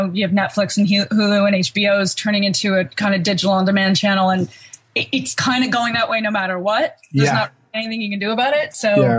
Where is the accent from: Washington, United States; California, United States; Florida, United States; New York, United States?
California, United States; I'm so American.